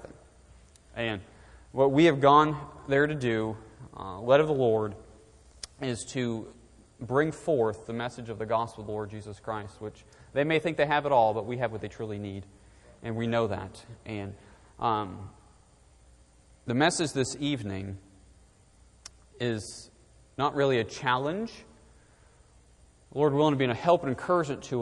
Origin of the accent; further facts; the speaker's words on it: southern New Hampshire, United States; moved away as an adult; now in Shrewsbury, United States; I'm originally born and raised in southern New Hampshire, and I grew up about 45 minutes north of the city of Boston